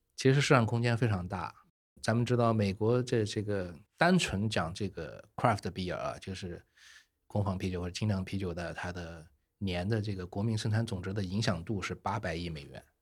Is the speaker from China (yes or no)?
yes; Nanjing, Jiangsu, China; moved away as an adult; also born or lived in Italy / Paris, France / South Africa; 我是中国人，啊，我就是南京人，所以回到了南京吧